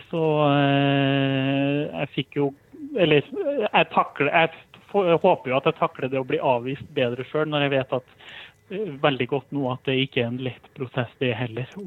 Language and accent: Norwegian; Trondheim, Trøndelag, Norway; now in Østfold, Norway; Eh, det er jo en litt sånn bakgrunnshistorie om at jeg flytta til Østfold fra Trondheim.